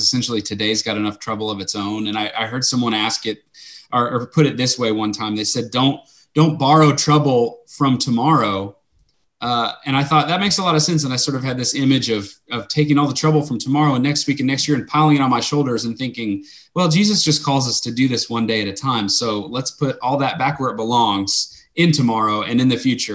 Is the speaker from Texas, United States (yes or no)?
yes; Lubbock, Texas, United States; also born or lived in South Arkansas; I grew up in Lubbock